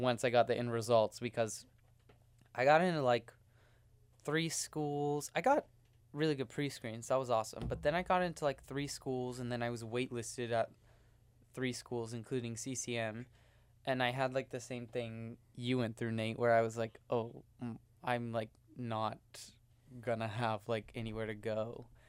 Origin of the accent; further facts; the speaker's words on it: Houston, Texas, United States; moved away; I'm from Houston, Texas